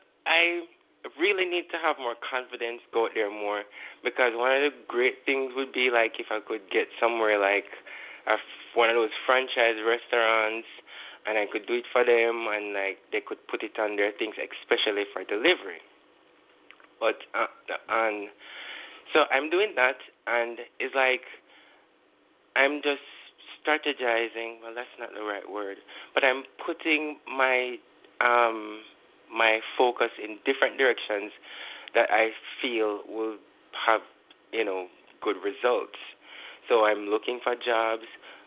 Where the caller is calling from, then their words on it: Kingston, Jamaica; I'm calling from Kingston, Jamaica